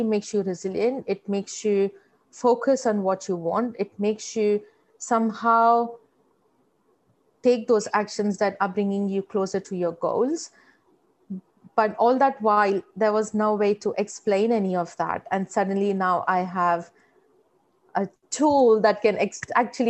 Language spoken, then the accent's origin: English; India; moved away as an adult; now in Australia; When I was in India, I grew up in fairly modest household